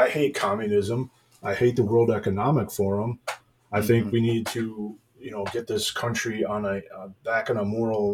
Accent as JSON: {"language": "English", "country": "United States", "said": "I'm an American and I'm a Christian."}